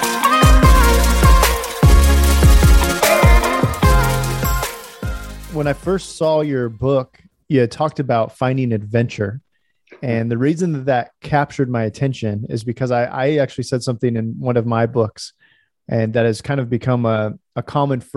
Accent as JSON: {"language": "English", "town": "Stockton", "region": "California", "country": "United States", "tie": "born or raised there", "said": "I grew up in Stockton area, Lodi, Stockton."}